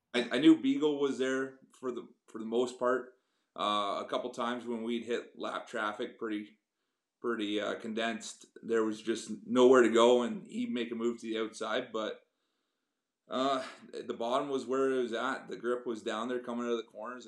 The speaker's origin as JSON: {"language": "English", "town": "Kingston", "region": "Ontario", "country": "Canada", "tie": "born or raised there", "moved": "as an adult", "lives_now": "Cambridge, Canada", "said": "I grew up around the Kingston area"}